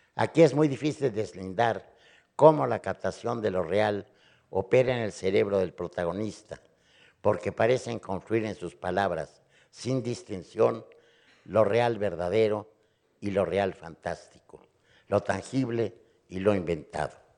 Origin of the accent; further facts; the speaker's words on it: Mexico; Yo, como mexicano